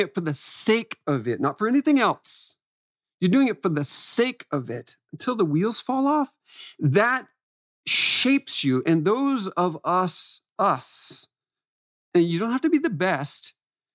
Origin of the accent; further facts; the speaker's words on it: Florida, United States; moved away; I'm coming from Florida